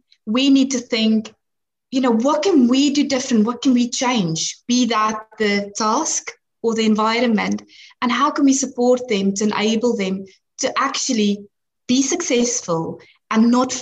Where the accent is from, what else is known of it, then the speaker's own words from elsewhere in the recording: South Africa; moved away; I'm actually from South Africa, and that's where I studied.